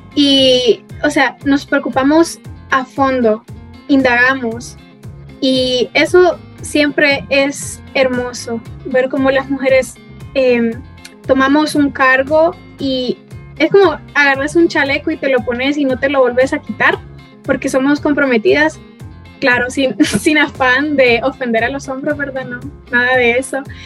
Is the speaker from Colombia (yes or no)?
no; Honduras; nosotras em, diéramos la cara como ciudadanas hondureñas